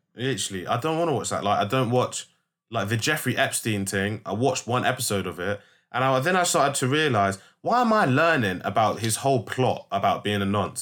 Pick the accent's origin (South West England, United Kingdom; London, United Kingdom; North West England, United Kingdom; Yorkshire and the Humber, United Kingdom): London, United Kingdom; I'm very, very proud to be from London